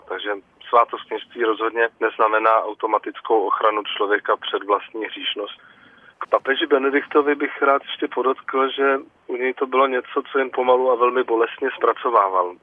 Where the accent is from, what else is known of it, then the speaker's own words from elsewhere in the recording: Czechia; tady u nás v Čechách